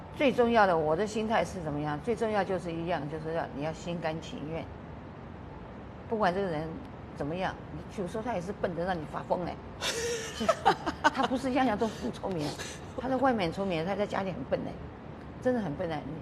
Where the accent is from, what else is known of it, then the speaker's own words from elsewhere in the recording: Taiwan; moved away as an adult; also born or lived in Washington, United States; now in United States; 我说我刚刚到，也是从台湾来的。